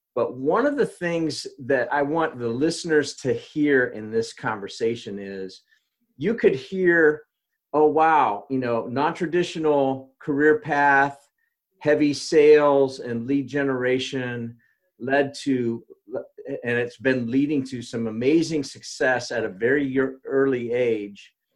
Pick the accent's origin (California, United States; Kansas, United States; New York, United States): Kansas, United States; I'm from Kansas